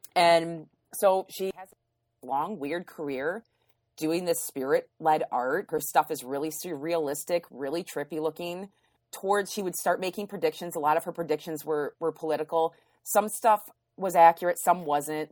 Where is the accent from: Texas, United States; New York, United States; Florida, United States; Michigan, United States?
Michigan, United States; Grand Haven; growing up in Grand Haven, we had, I, we lived in a wooded area